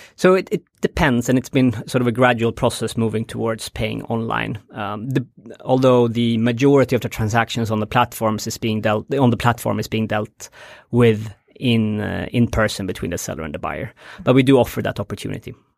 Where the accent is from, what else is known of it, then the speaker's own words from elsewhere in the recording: Stockholm, Stockholm County, Sweden; moved away as an adult; also born or lived in Bangladesh; I'm born and raised in Stockholm, uh, in the rural part of Stockholm